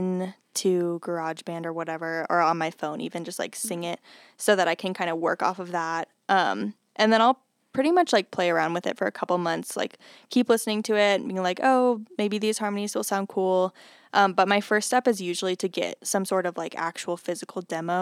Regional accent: Denver, Colorado, United States; now in Fort Collins, United States; I'm from Denver area, like the Denver area, suburbs of Denver

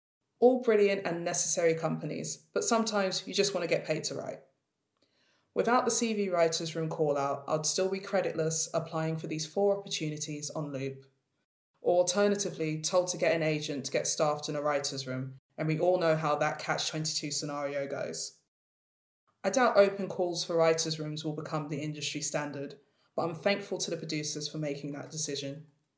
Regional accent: Edmonton, London, United Kingdom; Despite being born and raised in Edmonton, North London, and I'll never give up that identity, I'm currently at war with my fading accent

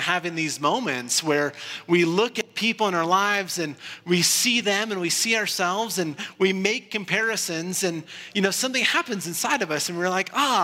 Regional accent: Iowa, United States; When I was a kid growing up in Iowa

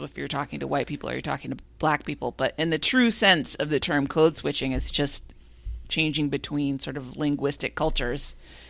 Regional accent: Minnesota, United States; I've never been like, oh, I wish I could say y'all, but I can't because I'm from Minnesota.

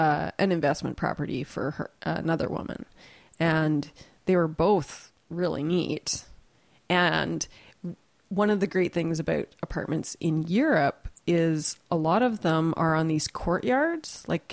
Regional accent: Canada; I always like running into a little bit of Canada when I'm away from Canada too.

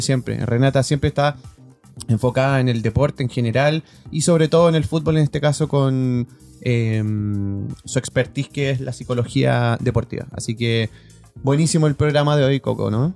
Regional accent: Chile; en buen chileno

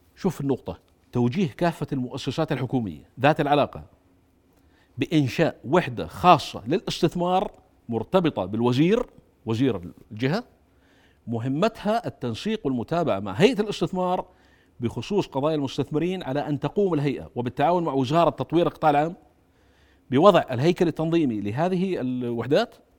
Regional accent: Jordan; انا من الاردن

